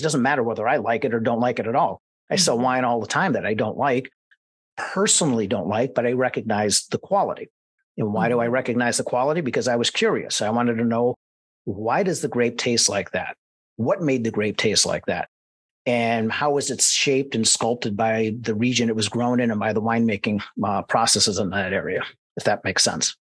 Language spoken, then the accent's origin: English; Mentor, Ohio, United States; I was born and raised in Mentor, Ohio, just outside of Cleveland.